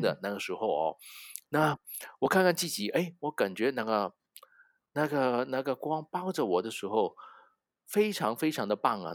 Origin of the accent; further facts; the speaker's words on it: Hong Kong; Chinese is a second language; 我是一个香港人，所以你一听到我的，呃，国语没有很标准